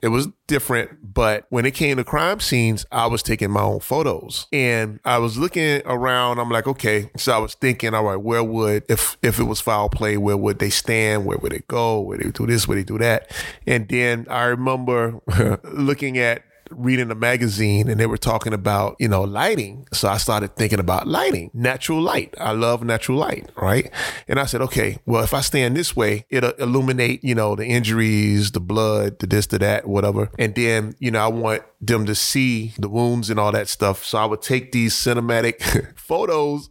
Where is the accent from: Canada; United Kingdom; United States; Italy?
United States; Miami, Florida; born or raised there